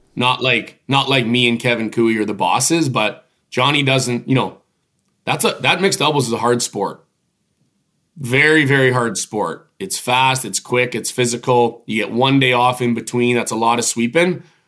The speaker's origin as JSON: {"language": "English", "town": "Regina", "region": "Saskatchewan", "country": "Canada", "tie": "born or raised there", "said": "Mosaic Stadium where I grew up in Regina"}